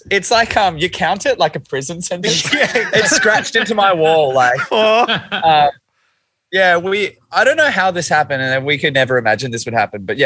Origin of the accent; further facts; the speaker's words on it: Toronto, Ontario, Canada; I'm Canadian.